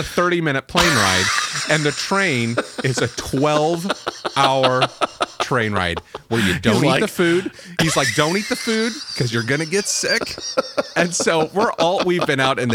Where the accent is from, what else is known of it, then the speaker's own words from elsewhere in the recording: United States; We're like, you know, American